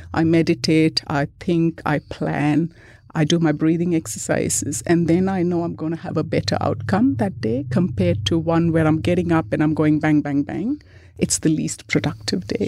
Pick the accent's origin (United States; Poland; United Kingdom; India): India; moved away; I grew up in India.